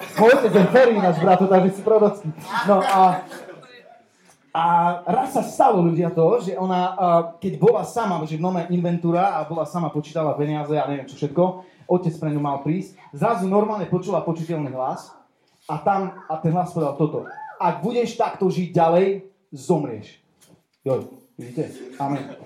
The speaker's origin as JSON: {"language": "Slovak", "town": "Košice", "region": "Košice Region", "country": "Slovakia", "said": "som z Košic, eh, mám 35 rokov"}